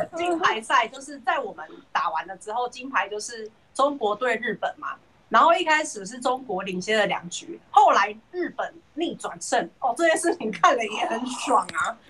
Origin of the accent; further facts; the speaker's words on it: Taiwan; 所以我身为台湾人